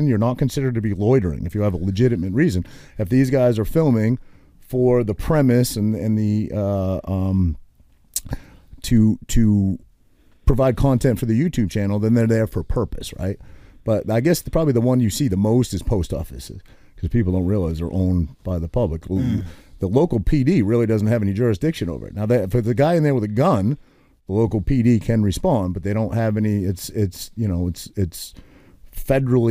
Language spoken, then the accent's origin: English; Maine, United States; now in New Jersey, United States; I'm not a Jerseyan because I grew up in Maine